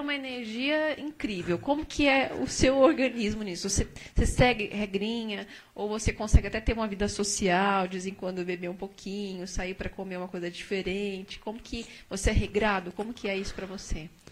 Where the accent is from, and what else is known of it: Brazil